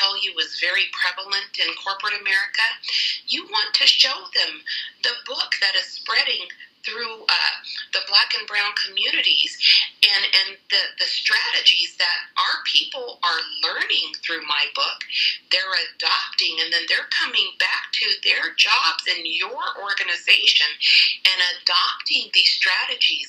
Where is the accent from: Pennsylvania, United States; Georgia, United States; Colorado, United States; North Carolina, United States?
Colorado, United States; Colorado Springs; I am a Colorado native. I was born and raised in Colorado Springs